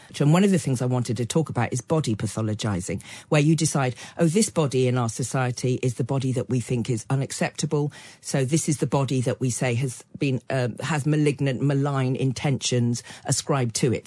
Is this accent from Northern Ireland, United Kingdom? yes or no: no; Cotswolds, South West England, United Kingdom; I grew up in the Cotswold, Cotswolds in the sixties and early seventies